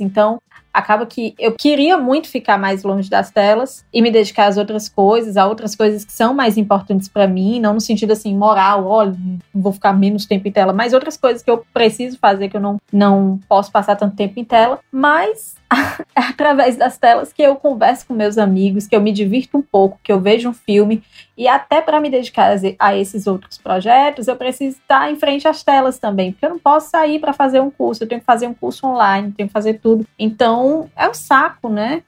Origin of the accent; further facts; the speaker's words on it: Fortaleza, Ceará, Brazil; also born or lived in Jaguaruana / Itapipoca; Eu sou de Fortaleza, mas eu tenho um pezinho em Jaguaruana